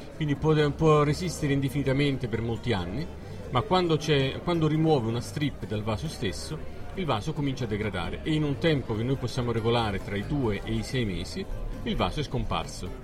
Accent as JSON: {"language": "Italian", "town": "Salerno", "region": "Campania", "country": "Italy", "said": "noi siamo di Salerno"}